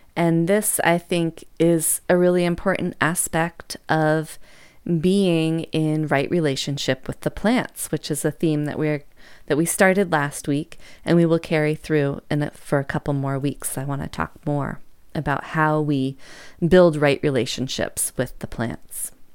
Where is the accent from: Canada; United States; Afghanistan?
United States